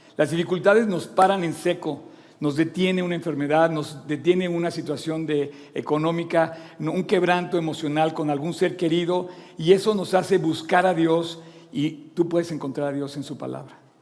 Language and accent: Spanish; Mexico; soy mexicano y me enorgullece ser mexicano.